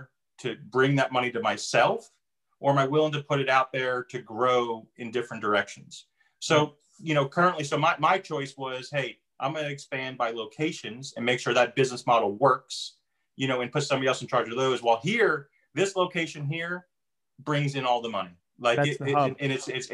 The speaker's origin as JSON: {"language": "English", "region": "New Jersey", "country": "United States", "moved": "yes", "lives_now": "North Carolina, United States", "said": "originally I'm from New Jersey"}